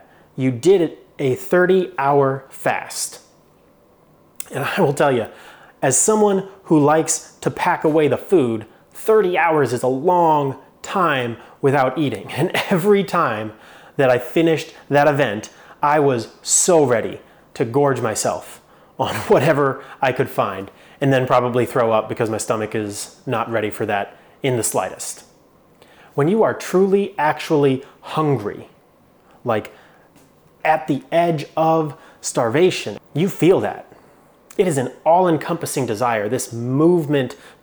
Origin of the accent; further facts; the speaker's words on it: Phoenix, Arizona, United States; moved away; I grew up in Phoenix, Arizona, and it's hot in Phoenix, Arizona.